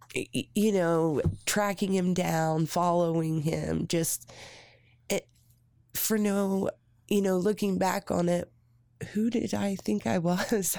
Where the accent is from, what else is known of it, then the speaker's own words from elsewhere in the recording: Redkey, Indiana, United States; I grew up in Red Key, Indiana